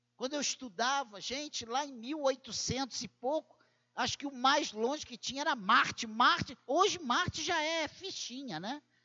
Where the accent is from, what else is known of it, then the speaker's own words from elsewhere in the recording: Brazil; se somos brasileiros